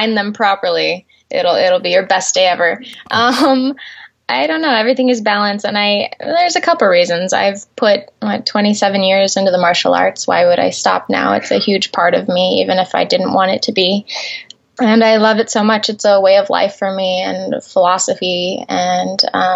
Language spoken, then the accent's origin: English; Gillette, Wyoming, United States; moved away as an adult; now in California, United States; I grew up in a small town in Wyoming called Gillette. I was raised there most of my life until I was 18 and came to California to pursue my career.